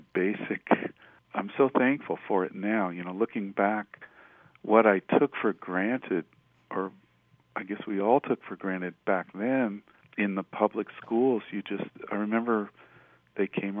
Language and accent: English; Denver, Colorado, United States; moved away as an adult; also born or lived in Greeley, Colorado; I grew up in Denver